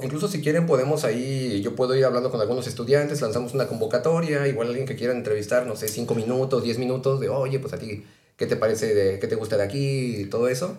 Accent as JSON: {"language": "Spanish", "region": "Mexico City", "country": "Mexico", "said": "yo que vengo del centro de Ciudad de México"}